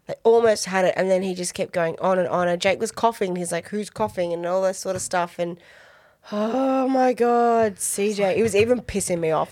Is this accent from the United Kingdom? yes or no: no; Australia; I'm such an Aussie.